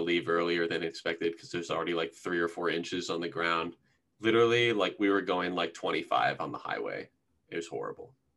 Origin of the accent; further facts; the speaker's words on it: Columbus, Ohio, United States; I'm from Northwest Columbus